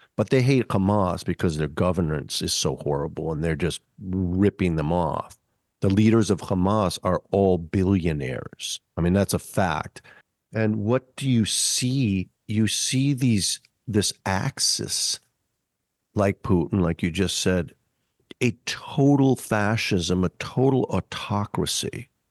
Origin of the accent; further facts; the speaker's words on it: Minneapolis, Minnesota, United States; growing up in Minneapolis